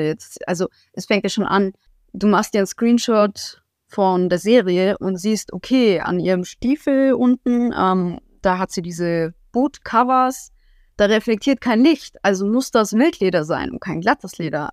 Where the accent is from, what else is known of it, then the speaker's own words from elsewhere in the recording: Augsburg, Bavaria, Germany; ich komme aus Augsburg im Süden Deutschlands